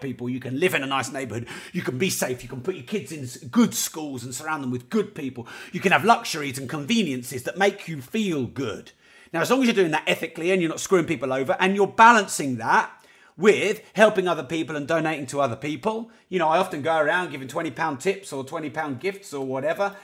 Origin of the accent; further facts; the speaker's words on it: Peterborough, East of England, United Kingdom; I am from Peterborough